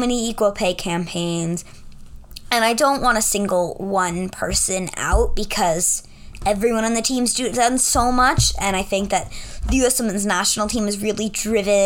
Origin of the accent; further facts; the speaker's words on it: New York, United States; I'm a New Yorker.